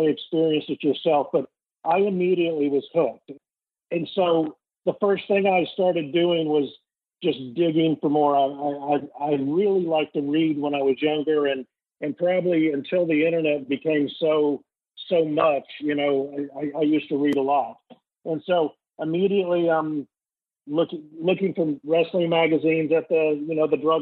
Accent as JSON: {"language": "English", "town": "Greenville", "region": "South Carolina", "country": "United States", "tie": "born or raised there", "said": "growing up in Greenville, South Carolina, it's a great place to grow up"}